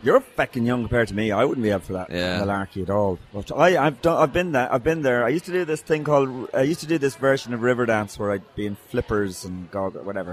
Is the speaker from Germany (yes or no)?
no; Ireland; I was cursing away like you are as an Irish person